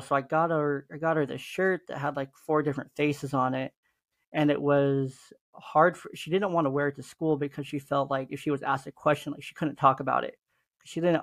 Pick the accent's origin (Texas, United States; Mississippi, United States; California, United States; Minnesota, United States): California, United States; Oakland; I was a teenager growing up in East Oakland in the hood